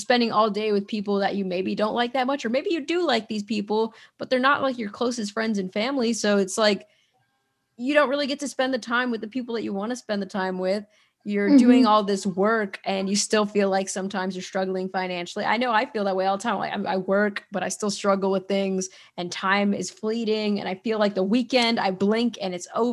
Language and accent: English; United States; I'm an American, I'm from America